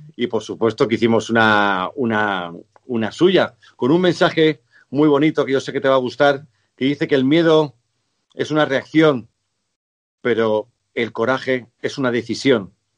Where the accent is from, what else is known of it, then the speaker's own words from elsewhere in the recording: Spain; los españoles sabemos vivir muy bien